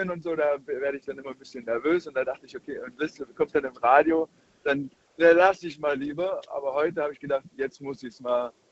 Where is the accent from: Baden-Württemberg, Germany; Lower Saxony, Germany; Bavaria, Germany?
Baden-Württemberg, Germany; Ich komme aus der Nähe von Baden-Württemberg.